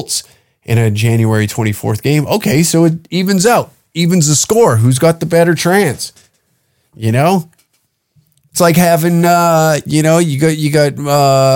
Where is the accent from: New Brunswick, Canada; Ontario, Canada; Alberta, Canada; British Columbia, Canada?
Alberta, Canada; small town near Lethbridge; every person from my hometown